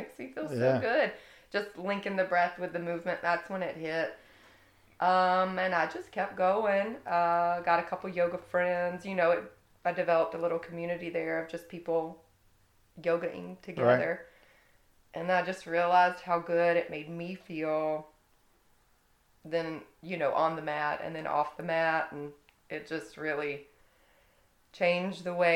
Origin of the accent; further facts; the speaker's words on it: Valdosta, Georgia, United States; moved away as an adult; now in St. Simons Island, United States; I am from Valdosta, Georgia